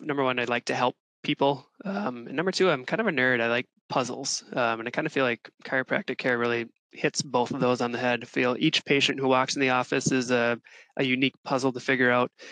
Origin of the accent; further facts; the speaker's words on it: Mankato, Minnesota, United States; I grew up in Mankato, Minnesota